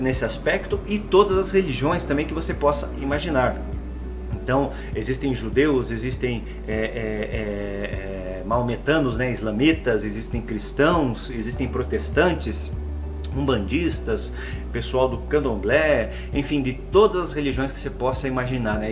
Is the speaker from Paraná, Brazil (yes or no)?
yes; Paraná, Brazil; eu sou aqui do estado do Paraná, resido em Curitiba